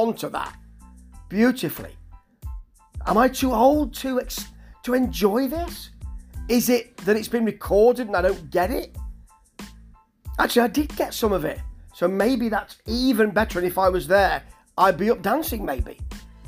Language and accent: English; Nottingham, East Midlands, United Kingdom; I'm from Nottingham, a posher part of Nottingham, but I recognise that accent of people who were in my area and that I mixed with when I was younger